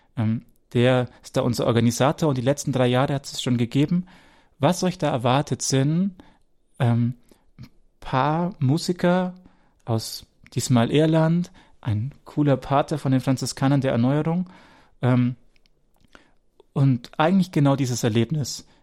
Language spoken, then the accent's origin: German; Wemding, Bavaria, Germany; Wemdings übrigens mein Geburtsort, wo Rainer jetzt gerade wohnt, da bin ich geboren